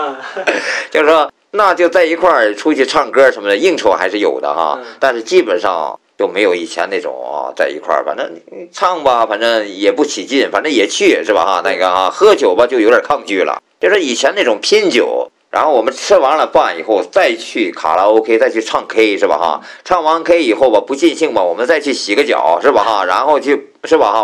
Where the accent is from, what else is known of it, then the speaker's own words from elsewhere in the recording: Qingdao, Shandong, China; 小时候在青岛大院里